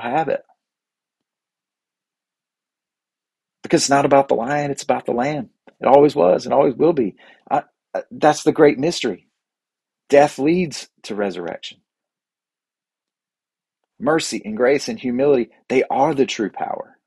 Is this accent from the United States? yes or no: yes; the South, United States; growing up in the South, especially here